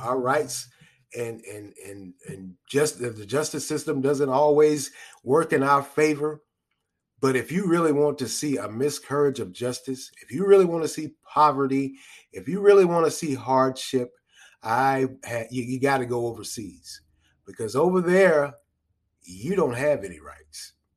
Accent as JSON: {"language": "English", "country": "United States", "said": "we as American citizens"}